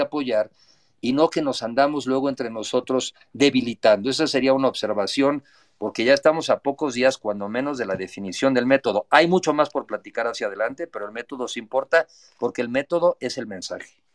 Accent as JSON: {"language": "Spanish", "country": "Mexico", "said": "antes que nada soy mexicano"}